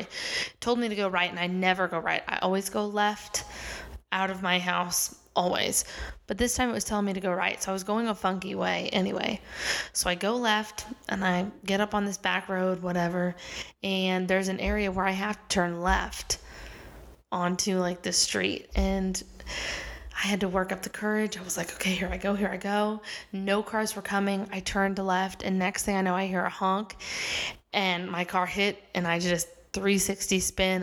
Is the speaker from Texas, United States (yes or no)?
no; Kansas City, Missouri, United States; moved away as an adult; also born or lived in Los Angeles; now in New York City, United States; I grew up in Kansas City. So, I'm from Missouri, uh, Kansas City, Missouri